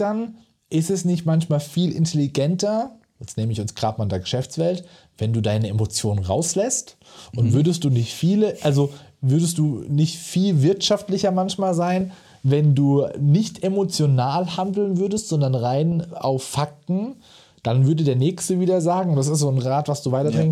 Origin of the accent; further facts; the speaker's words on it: Mosbach, Baden-Württemberg, Germany; zu Schulzeiten hier bei uns in Moosbach-Neckar-Elster hinten draußen